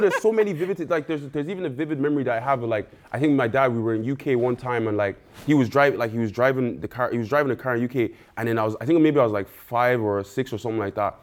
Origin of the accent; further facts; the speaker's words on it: Ireland; also born or lived in Nigeria; moved to Ireland when I was, like, three, and then I just grew up in Ireland since